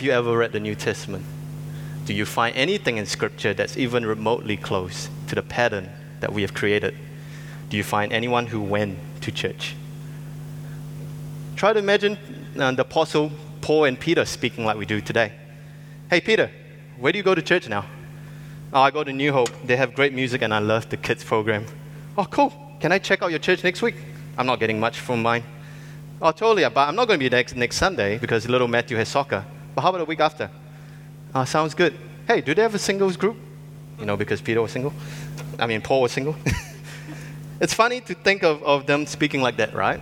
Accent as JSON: {"language": "English", "country": "Singapore", "tie": "born or raised there", "said": "I grew up in Singapore"}